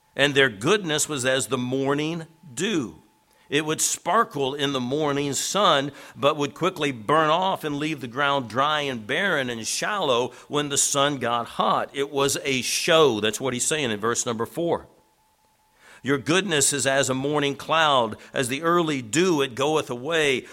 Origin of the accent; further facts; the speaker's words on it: Tennessee, United States; now in Chicago, United States; I'm a country boy. I'm originally from Tennessee, and God kinda picked me up and dropped me in the middle of a big city